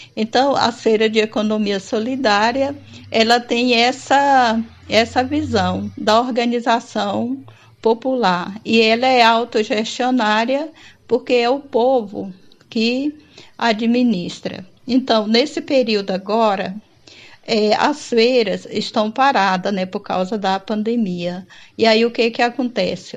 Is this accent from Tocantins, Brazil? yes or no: yes; Porto Nacional, Tocantins, Brazil; Eu sou de Porto Nacional, Tocantins